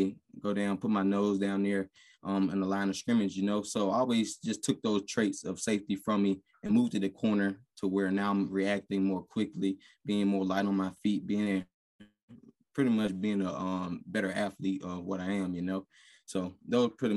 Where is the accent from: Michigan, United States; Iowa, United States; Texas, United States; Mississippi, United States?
Mississippi, United States; moved away as an adult; now in Idaho, United States; I'm coming from Mississippi